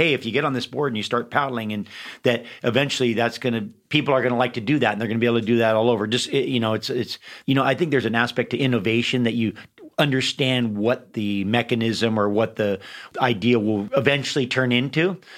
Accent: Hawaii, United States; also born or lived in San Francisco; I was born in San Francisco, but been in Hawaii since I was 3 months old.

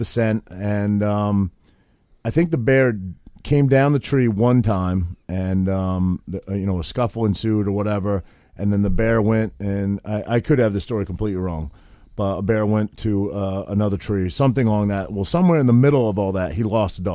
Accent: Maine, United States; I grew up in Maine, and I grew up hunting and fishing and all that sort of thing

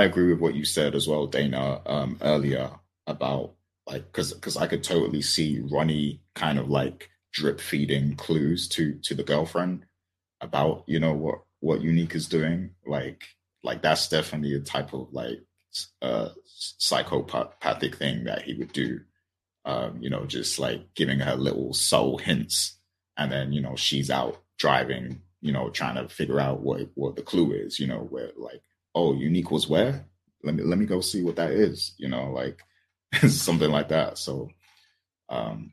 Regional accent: United Kingdom; I'm British

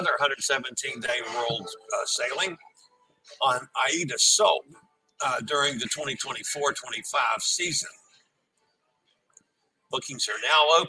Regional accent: United States; I'm American

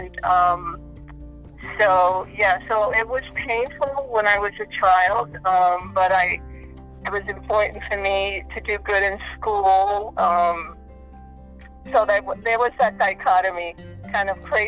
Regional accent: Brooklyn, New York, United States; also born or lived in Puerto Rico; So I came to New York in Brooklyn when I was about four or five years old.

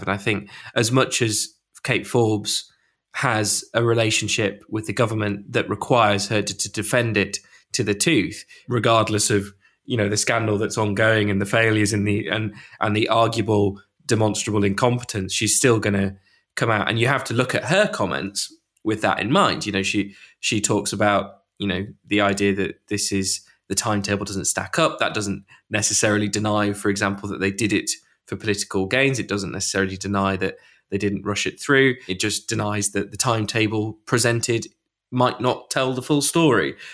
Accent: York, Yorkshire and the Humber, United Kingdom; I'm from York

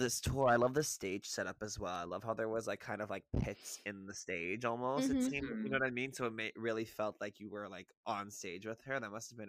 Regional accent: Montreal, Quebec, Canada; moved away as an adult; now in Toronto, Canada; I grew up born and raised in Montreal.

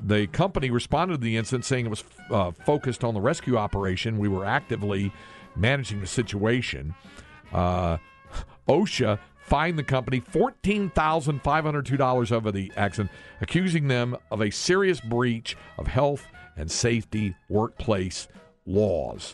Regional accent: Greensboro, North Carolina, United States; my hometown of Greensboro, North Carolina.

